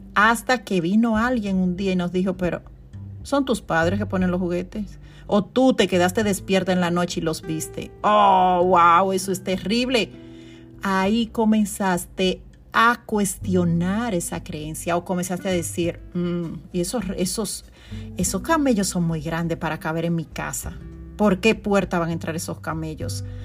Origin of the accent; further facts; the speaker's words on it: Constanza, La Vega, Dominican Republic; now in New York, United States; mi ciudad natal, Constanza